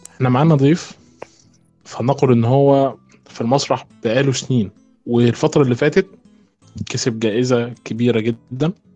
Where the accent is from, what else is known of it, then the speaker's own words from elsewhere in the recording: Egypt; عندنا في مصر